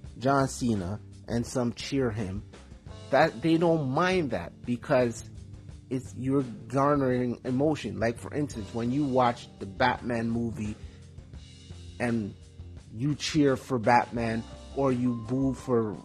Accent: Toronto, Ontario, Canada; my hometown Toronto

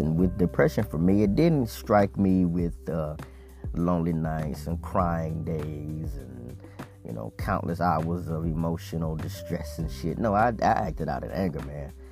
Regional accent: Mississippi, United States; I was born in Mississippi

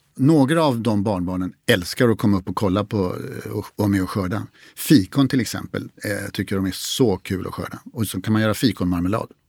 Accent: Stockholm, Stockholm County, Sweden; jag är uppvuxen i Stockholm

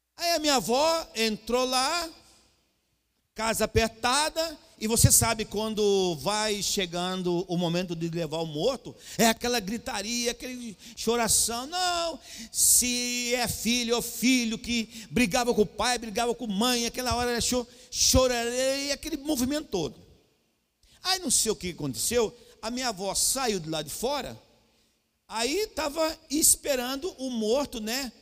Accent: Cuiabá, Mato Grosso, Brazil; eu sou cuiabano

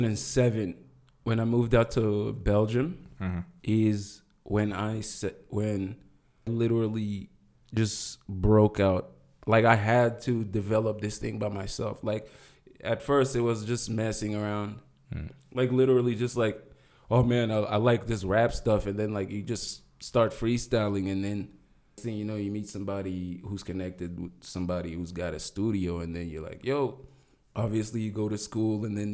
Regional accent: Russia; born there; I'm an exile kid.

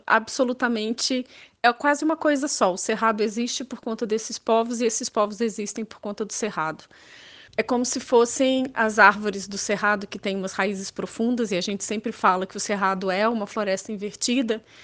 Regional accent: Minas Gerais, Brazil; eu nasci em Minas Gerais.

